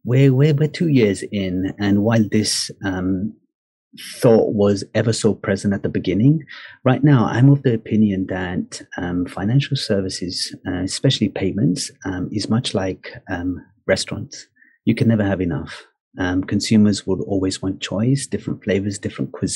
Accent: United Kingdom; now in Dubai, United Arab Emirates; in my home country in the UK

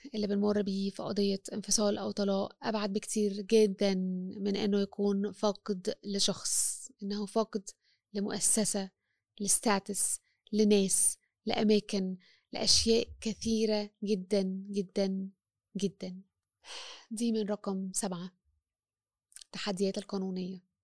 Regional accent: Egypt; أنا مرأة مصرية مسيحية

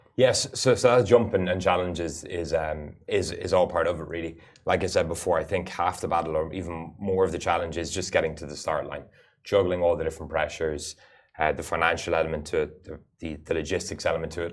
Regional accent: United Arab Emirates; I actually had the fortune of being born and growing up in the Emirates

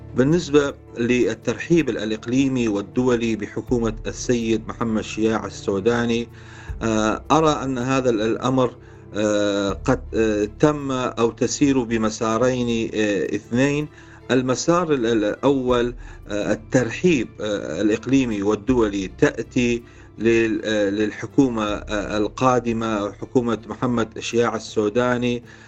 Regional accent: Iraq; نحن كعراقيين

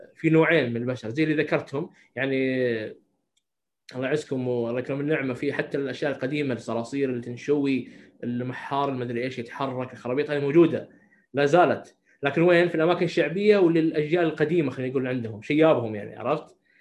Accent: Saudi Arabia; عندنا في السعوديه

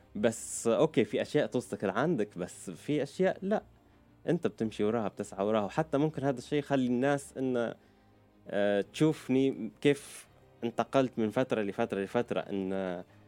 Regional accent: Libya; accent: Libyan; moved away as an adult; also born or lived in Virginia, United States / Lebanon / Turkey / United Kingdom; now in Dubai, United Arab Emirates; أنا خلقت بأمريكا بفرجينيا آه، بس أهلي عاشوا 17 سنة في أمريكا لما أنا خلقت بعد سنتين آه، قرروا أن يرجعوا على ليبيا عشت في ليبيا طفولتي

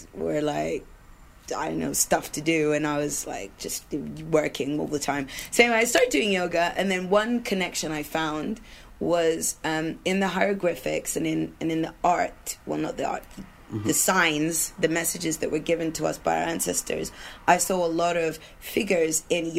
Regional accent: Sudan; So I was hired as international staff because I'm British.

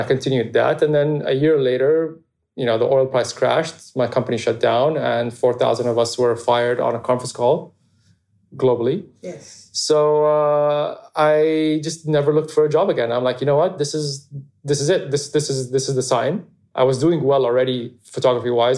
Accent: Abu Dhabi, United Arab Emirates; I grew up in Abu Dhabi, just like a, a normal, happy childhood

